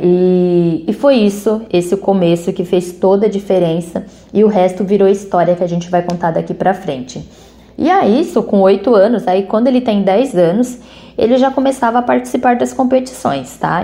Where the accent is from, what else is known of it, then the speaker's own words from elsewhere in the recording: Brazil; also born or lived in São Paulo; como brasileiro